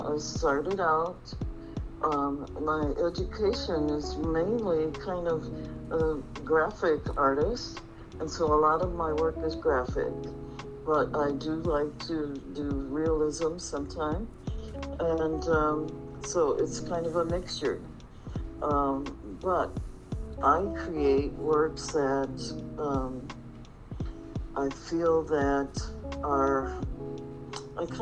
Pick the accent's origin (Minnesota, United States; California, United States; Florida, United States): Minnesota, United States; Minneapolis; now in Phoenix, United States; I am here in Phoenix, but I am from Minneapolis, Minnesota